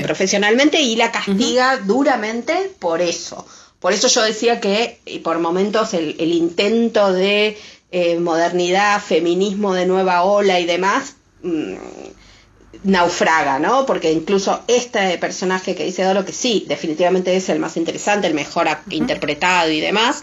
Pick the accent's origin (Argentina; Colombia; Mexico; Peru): Argentina; Nosotros, quizás los argentinos, estamos por una cuestión de afinidad más acostumbrados al acento madrileño